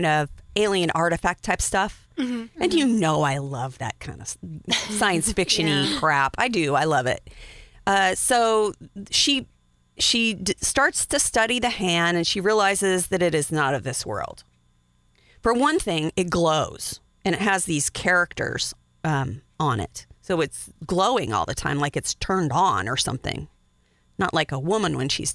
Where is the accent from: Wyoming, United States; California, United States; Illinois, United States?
Wyoming, United States; I'm from Wyoming